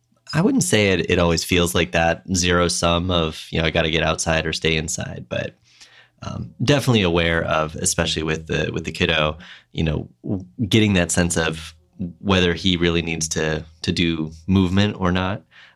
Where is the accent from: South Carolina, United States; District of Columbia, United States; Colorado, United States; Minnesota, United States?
Minnesota, United States; yeah, definitely something I remember from growing up in Minnesota, you know, when winter really was the time to be, stuck inside with whatever projects you might have or reading.